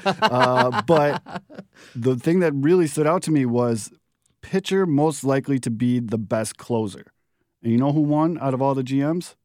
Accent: Chicago, Illinois, United States; also born or lived in Florida / Bridgeport, Chicago; I grew up in the Beverly Mount Greenwood area

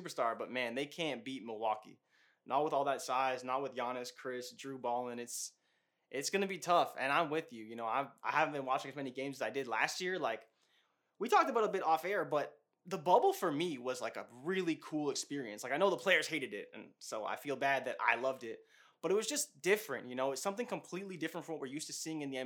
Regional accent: Canada; also born or lived in Toronto area, Ontario; I'm from Canada

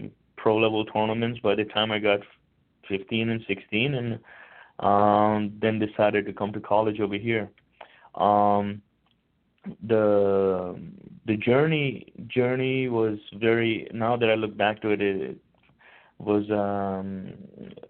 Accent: India; moved away; I'm originally from India

